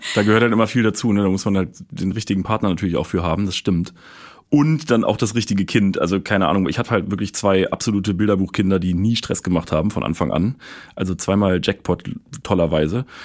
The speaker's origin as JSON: {"language": "German", "region": "Berlin", "country": "Germany", "said": "ich komme aus Berlin"}